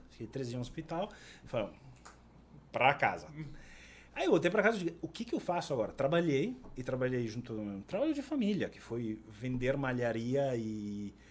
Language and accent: Portuguese; Italy; accent: Italian; moved away as an adult; now in Porto Alegre, Brazil; como italiano